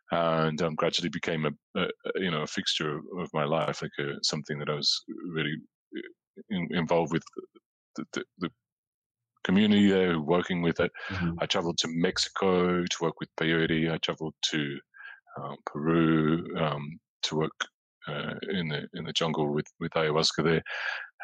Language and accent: English; Australia; moved away as an adult; also born or lived in London, United Kingdom; growing up in Australia as a teenager